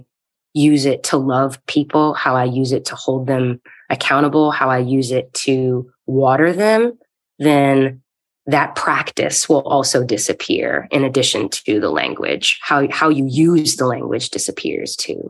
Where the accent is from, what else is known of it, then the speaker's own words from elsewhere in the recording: Eastern North Carolina, United States; I come from Eastern North Carolina, tobacco fields and cotton